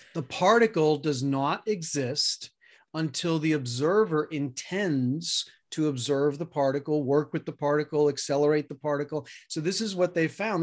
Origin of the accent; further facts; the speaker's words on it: New York City, New York, United States; moved away; also born or lived in Colorado; I grew up middle class in Queens, New York